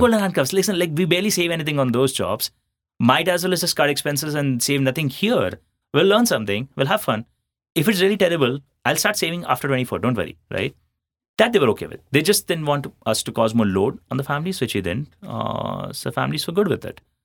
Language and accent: English; Ahmedabad, Gujarat, India; moved away as an adult; also born or lived in Jodhpur / Chennai; I'm a Marwadi from Jodhpur, uh, but born and brought up in Ahmedabad